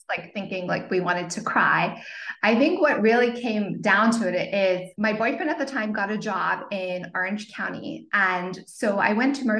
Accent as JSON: {"language": "English", "country": "Zimbabwe", "tie": "born or raised there", "also_born_or_lived": "Cape Town, South Africa / Portland, Oregon", "moved": "yes", "lives_now": "California, United States", "said": "if you can hear a little bit of an accent, it's because I was born in Zimbabwe and I went to school in Cape Town, South Africa"}